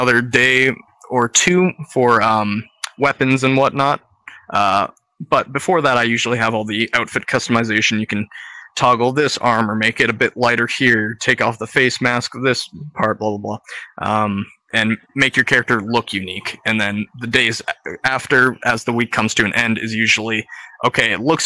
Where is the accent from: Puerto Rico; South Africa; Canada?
Canada; I'm Canadian